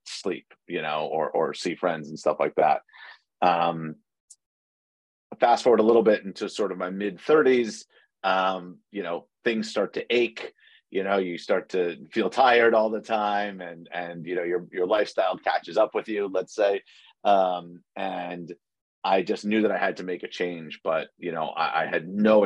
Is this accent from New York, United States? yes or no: yes; New York City, New York, United States; moved away as an adult; I was born and raised in New York City, and spent my entire life there until the pandemic hit